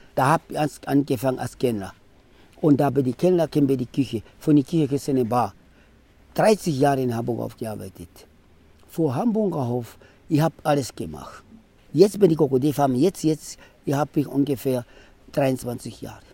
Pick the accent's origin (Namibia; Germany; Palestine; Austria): Namibia; German is a second language; now in Otjiwarongo, Namibia; Ich bin aufgewachsen in Wambuland und Ganjera. Okay. Und haben da geboren und das da ausgewachsen